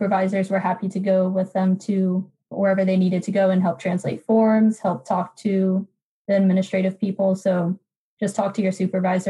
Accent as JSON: {"language": "English", "region": "Florida", "country": "United States", "said": "I'm from Florida"}